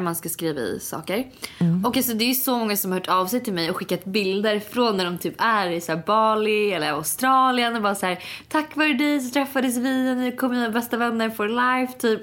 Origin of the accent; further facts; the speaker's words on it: Sweden; moved away; när jag var hemma i Sverige förra veckan